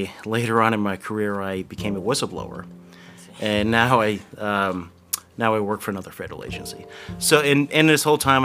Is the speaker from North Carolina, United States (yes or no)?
no; Blairstown, New Jersey, United States; I grew up right here in Blairstown, New Jersey